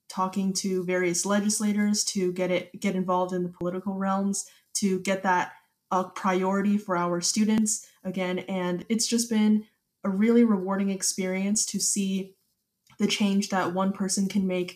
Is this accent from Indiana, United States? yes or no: no; Katy, Texas, United States; I'm currently a 17-year-old and I'm from Katy, Texas